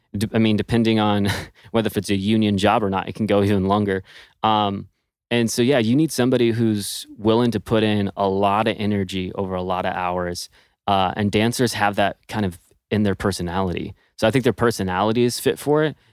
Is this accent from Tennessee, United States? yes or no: no; Texas, United States; moved away as an adult; also born or lived in Los Angeles; I'm originally from Texas and went to L A to pursue dance professionally